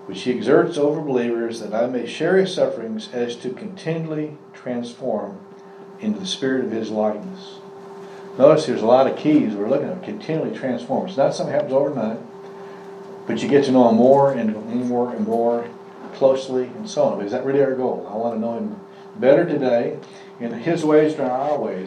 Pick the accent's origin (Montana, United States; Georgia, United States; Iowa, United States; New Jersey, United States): Iowa, United States; I was born in Iowa